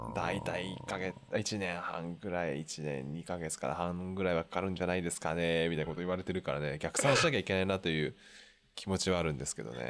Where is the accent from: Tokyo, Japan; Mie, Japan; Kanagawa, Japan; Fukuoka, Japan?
Tokyo, Japan; Koenji; 高円寺という町はですねもともとそんなに大きい建物が建てられないんですけど、うん、私の実家のエリアはですね